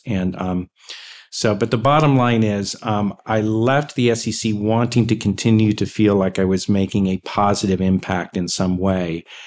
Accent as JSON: {"language": "English", "region": "Texas", "country": "United States", "said": "I'm from Texas"}